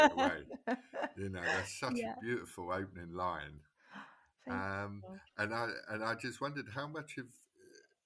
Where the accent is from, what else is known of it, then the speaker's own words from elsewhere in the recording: London, United Kingdom; moved away; I'm from West London